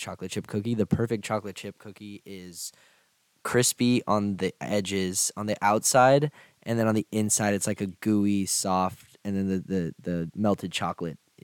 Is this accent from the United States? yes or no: yes; Harlingen, Texas, United States; I'm from the Rio Grande Valley, which is like south Texas